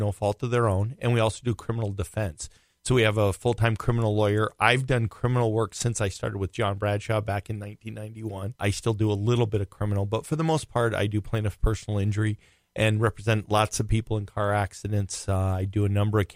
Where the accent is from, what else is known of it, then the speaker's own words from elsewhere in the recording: Rhode Island, United States; now in Minnesota, United States; I grew up in Rhode Island